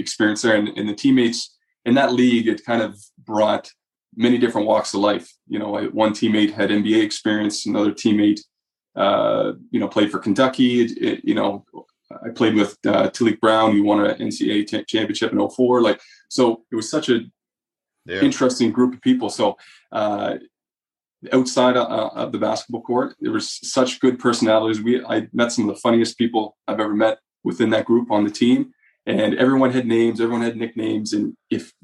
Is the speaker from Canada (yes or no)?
yes; Canada; I am by nature of being Canadian.